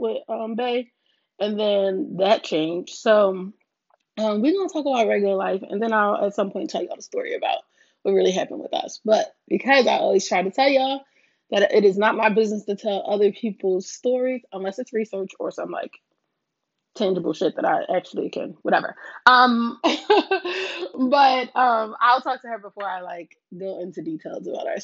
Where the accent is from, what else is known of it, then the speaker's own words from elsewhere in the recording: Philadelphia, Pennsylvania, United States; I was born and raised in North Philly